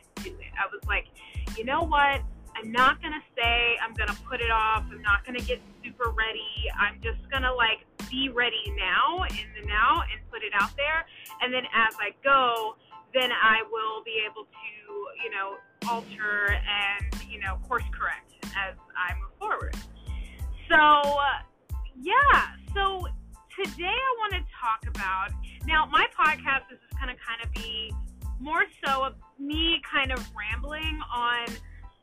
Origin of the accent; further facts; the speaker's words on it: Dallas, Texas, United States; moved away as an adult; also born or lived in Washington, DC area / New Jersey; I grew up in Dallas, Texas, but you know, in 2010 moved to the DC, Maryland, Virginia area